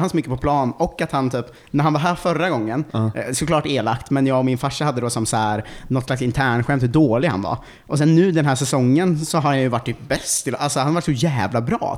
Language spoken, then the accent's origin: Swedish; Ljungsbro, Östergötland, Sweden; jag är från Ljungsbro eh, utanför Linköping